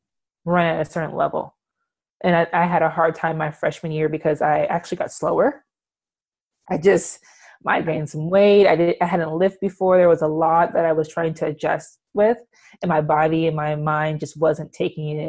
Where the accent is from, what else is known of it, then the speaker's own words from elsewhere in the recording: California, United States; moved away as an adult; also born or lived in Seattle; I'm from California and I moved to Seattle.